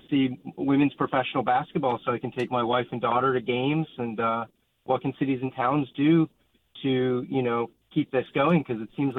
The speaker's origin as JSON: {"language": "English", "region": "Connecticut", "country": "United States", "moved": "yes", "lives_now": "Berkeley, United States", "said": "I come from Connecticut originally"}